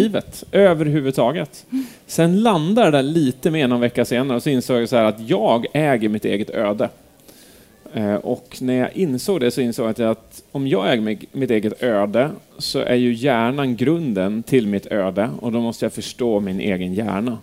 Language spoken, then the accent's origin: Swedish; Edsbyn, Gävleborg County, Sweden; moved away; Jag är uppvuxen här. Jag är liksom Edsbyn